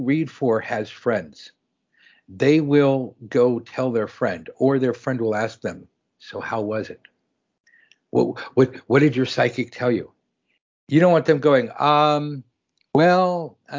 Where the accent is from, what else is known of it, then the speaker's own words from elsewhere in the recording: Los Angeles, California, United States; even growing up in Los Angeles